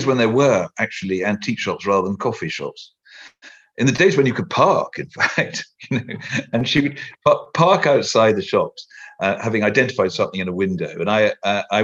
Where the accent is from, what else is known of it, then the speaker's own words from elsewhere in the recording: Merseyside, North West England, United Kingdom; I was born in Merseyside, quite close to Liverpool